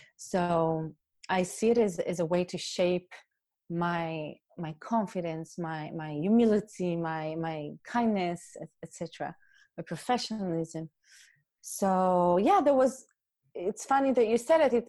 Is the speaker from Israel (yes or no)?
yes; Israel; moved away as an adult; also born or lived in New York City; now in Germany; I was raised raised in Israel in a community